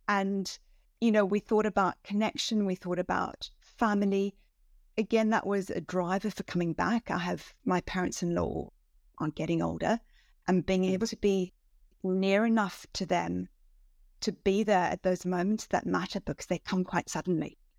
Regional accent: South Africa; moved away as an adult; also born or lived in Switzerland / Hong Kong; now in London, United Kingdom; I grew up in South Africa, um, you know, kind of southernmost tip of Africa

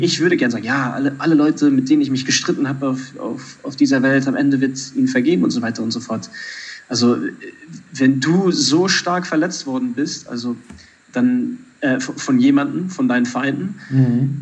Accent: Germany; du und ich, wir sind in Deutschland aufgewachsen

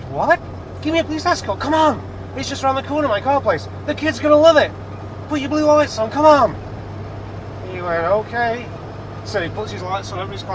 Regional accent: Manchester, North West England, United Kingdom; moved away as an adult; now in Malibu, United States; I said, "Manchester, England."

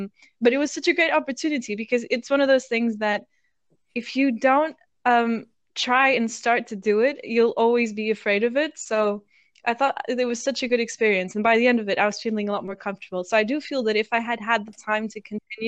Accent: Portugal; born there; accent: funny; Yeah, my accent's funny because I was born in Portugal and I studied at an international school.

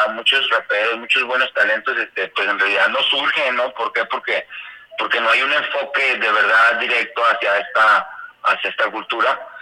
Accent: Guadalajara, Jalisco, Mexico; moved away as an adult; now in Arandas, Mexico; yo soy de Guadalajara, yo nací allá, yo allá crecí, yo ya viví toda mi vida

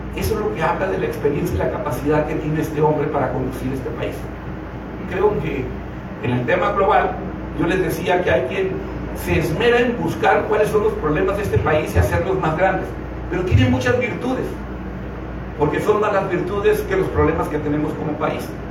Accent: Mayo Valley, Sonora, Mexico; moved away as an adult; also born or lived in Ciudad Obregón, Sonora / Baja California; now in San Luis Río Colorado, Mexico; yo nací y crecí en el Valle de Mayo, en Villa y bueno, aquí me eduqué en Ciudad Obregón y tuve que emigrar a Baja California, pero estoy desde San Luis Río, Colorado

